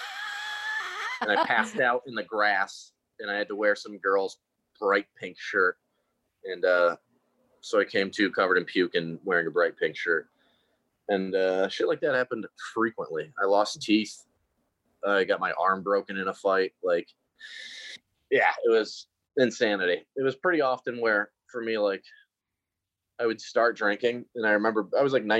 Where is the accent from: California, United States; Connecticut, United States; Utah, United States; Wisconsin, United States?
Connecticut, United States; I'm from Connecticut, and we would go to all the different state schools that our friends were going